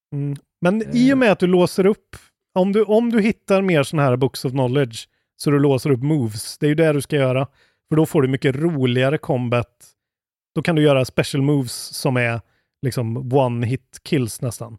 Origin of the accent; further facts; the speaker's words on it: Skåne, Sweden; i Skåne, där jag kommer ifrån.